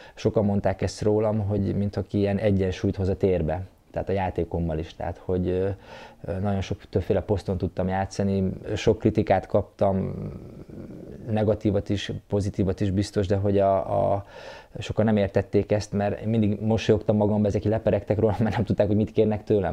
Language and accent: Hungarian; Zalaegerszeg, Zala, Hungary; én ugye Egerszegen születtem, egerszegi srác voltam